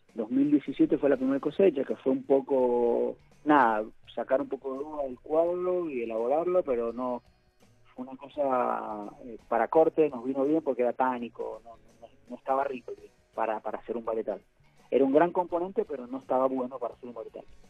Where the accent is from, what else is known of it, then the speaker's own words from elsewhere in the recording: Mendoza, Argentina; now in San Patricio del Chañar, Argentina; yo soy mendocino, nacido y criado